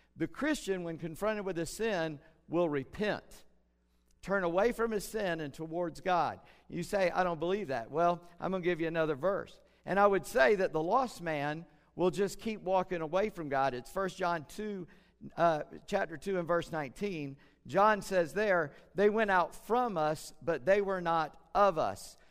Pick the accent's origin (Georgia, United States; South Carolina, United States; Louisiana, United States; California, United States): South Carolina, United States; Charleston; I grew up in Charleston